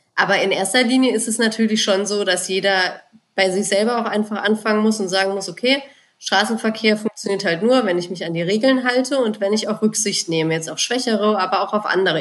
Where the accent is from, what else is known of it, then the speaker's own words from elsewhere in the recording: Germany; bei uns in Deutschland